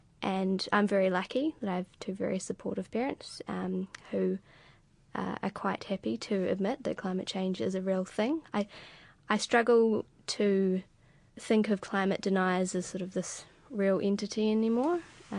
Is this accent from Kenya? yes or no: no; New Zealand